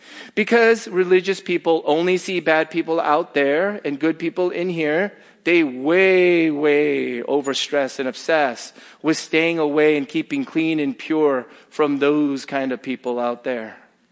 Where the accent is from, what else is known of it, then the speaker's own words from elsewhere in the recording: Northeast, United States; well, I'm from the Northeast. The Northeast is better than here.